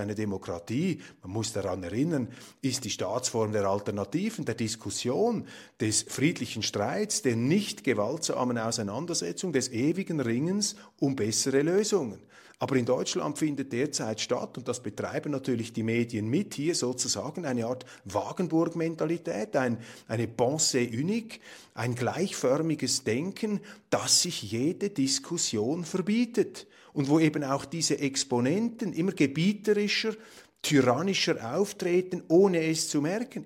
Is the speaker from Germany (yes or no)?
no; Switzerland; als Schweizer